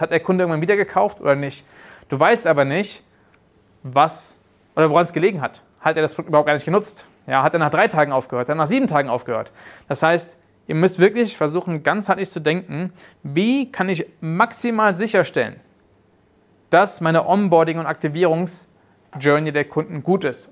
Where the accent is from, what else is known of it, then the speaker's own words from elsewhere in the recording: Germany; moved away as an adult; also born or lived in South Africa; mich haben früher meine Kollegen in Südafrika immer mit als Deutscher den, den, den UTM-Nazi genannt